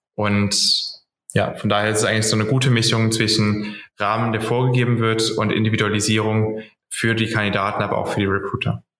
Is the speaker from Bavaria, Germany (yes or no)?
no; Cologne, North Rhine-Westphalia, Germany; komme auch aus Köln